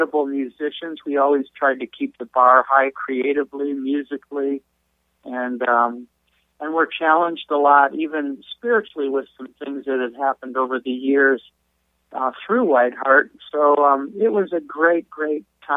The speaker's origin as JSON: {"language": "English", "town": "Detroit", "region": "Michigan", "country": "United States", "tie": "born or raised there", "moved": "yes", "said": "I grew up in Detroit"}